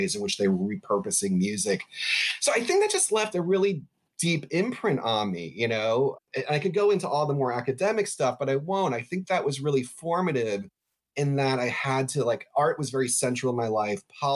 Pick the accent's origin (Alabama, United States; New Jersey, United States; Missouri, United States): New Jersey, United States; I grew up in New Jersey, right outside New York City.